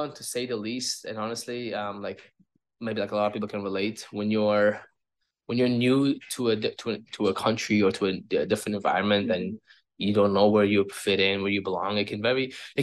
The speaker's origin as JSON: {"language": "English", "country": "Uzbekistan", "moved": "yes", "lives_now": "Toronto, Canada", "said": "I'm from Uzbekistan. I've been here in Toronto for 17 years now."}